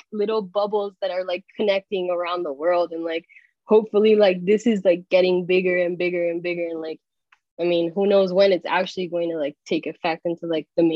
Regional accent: Miami, Florida, United States; now in New York, United States; I grew up in Miami

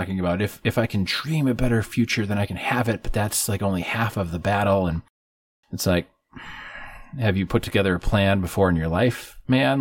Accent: northern Wisconsin, United States; my hometown in northern Wisconsin

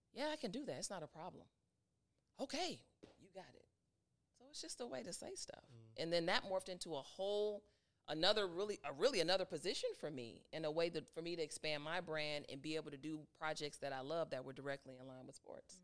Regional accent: Chicago, Illinois, United States; moved away as an adult; now in Atlanta, United States; back home in Chicago

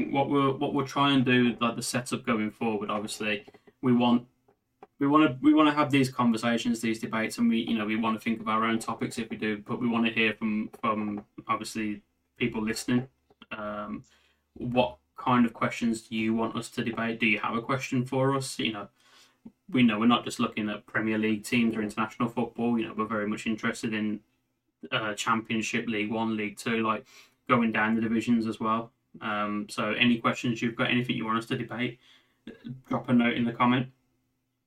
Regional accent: Birmingham, West Midlands, United Kingdom; we're from Birmingham

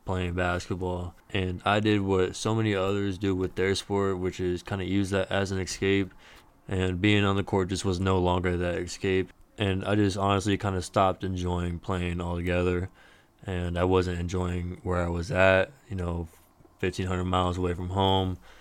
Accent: Dallas, Texas, United States; I am from Dallas, Texas. So it's a little closer to home

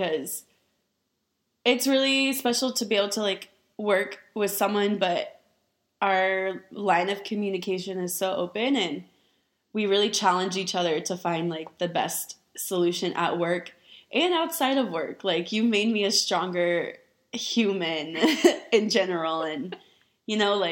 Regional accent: Austin, Texas, United States; also born or lived in San Marcos, Texas; I was born and raised in Austin, Texas. So I'm an Austinite

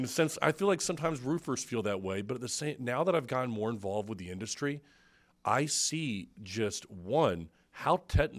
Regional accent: Brandon, Florida, United States; I grew up in Brandon, okay?

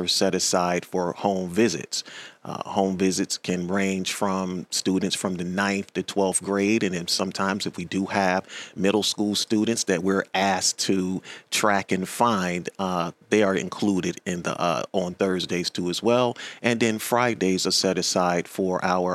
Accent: Chesapeake, Virginia, United States; also born or lived in Maryland; I'm actually from Chesapeake. I'm a graduate of Deer Creek High School

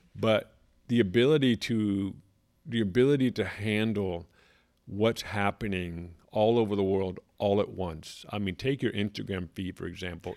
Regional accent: California, United States; moved away as an adult; now in South Carolina, United States; Growing up in California, pretty much my whole life, spent a little bit of time in different countries

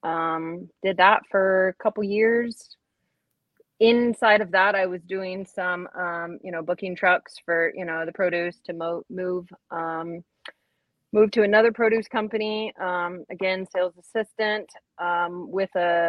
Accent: California, United States; moved away as an adult; now in Minnesota, United States; California, up until about 2 years ago

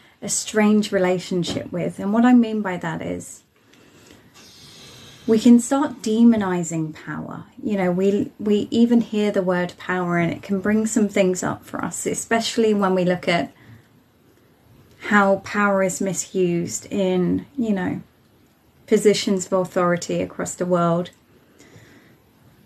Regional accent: Isle of Wight, South East England, United Kingdom; I'm from the Isle of Wight, just at the bottom, just below Southampton in Portsmouth, a little place that's...

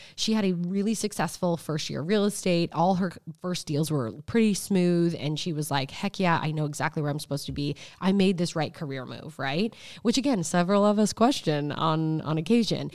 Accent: United States; being an American

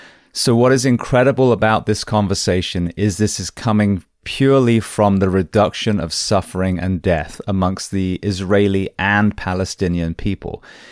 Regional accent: England, United Kingdom; now in United States; I came from England. It was a pretty flawless transition, really. I'm not escaping, anything too sinister. I speak the language.

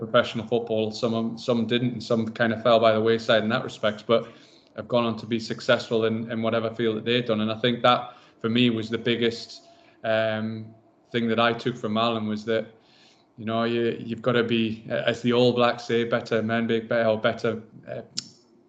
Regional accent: Berwick-upon-Tweed, North East England, United Kingdom; moved away; Growing up in Berwick

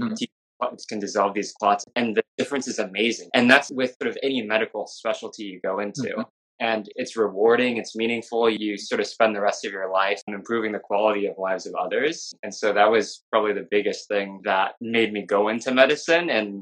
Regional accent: Southern California, United States; moved away as an adult; now in Miami, United States; we grew up in Southern California. We went to the same high school, the same undergrad.

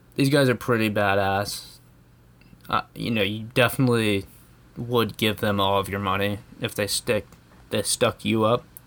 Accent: United States; as an American

